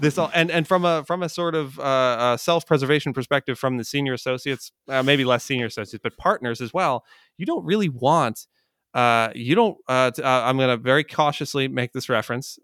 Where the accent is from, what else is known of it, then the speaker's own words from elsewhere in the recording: Jersey Shore, New Jersey, United States; I grew up on the Jersey Shore